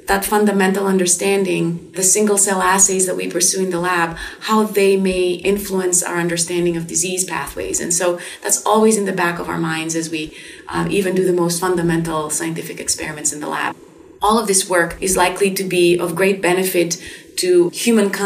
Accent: Greece; moved away as an adult; now in United States; I grew up primarily in Greece.

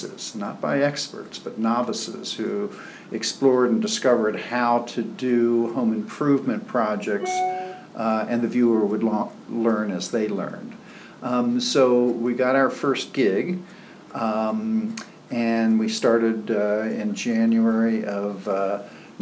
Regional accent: Baltimore, Maryland, United States; moved away; I'm from Baltimore

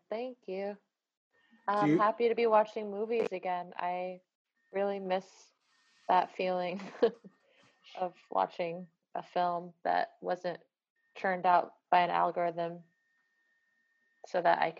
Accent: New York City, New York, United States; And I think if there is something about being a New Yorker from this kind of part of the city that you don't find a real need to do grand New York City shots because.

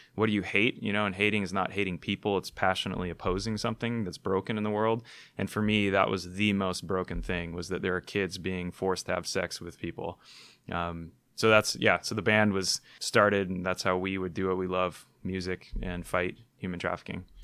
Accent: Hawaii, United States; I was born in Hawaii, one of the most beautiful places on the planet

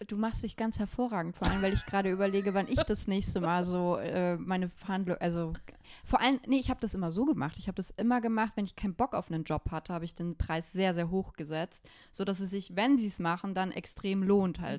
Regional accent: Bavaria, Germany; Ich komme aus Bayern

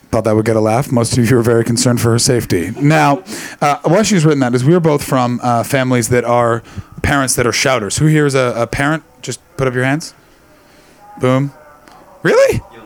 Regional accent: Canada; also born or lived in Britain; now in United Kingdom; being Canadian, it's a very big thing that people wear kilts to a wedding, and I, I did it before I, I, moved to Britain

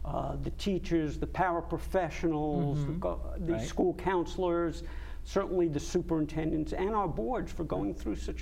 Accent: Long Island, New York, United States; moved away as an adult; also born or lived in Ithaca, New York / Albany, New York; now in Connecticut, United States; I grew up on Long Island

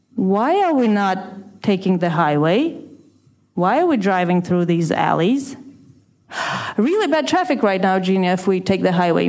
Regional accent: Russia; moved away as an adult; where I was growing up in Russia

